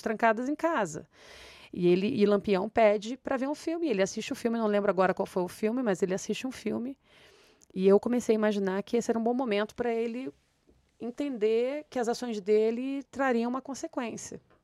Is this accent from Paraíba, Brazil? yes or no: no; Rio de Janeiro, Brazil; eu sou do Rio de Janeiro, dessas comunidades